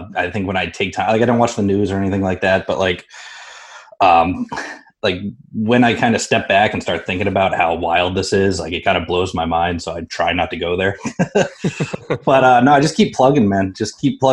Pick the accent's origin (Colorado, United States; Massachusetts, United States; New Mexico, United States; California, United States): Massachusetts, United States; Sandwich; I grew up in Sandwich, was in the military for 8 years.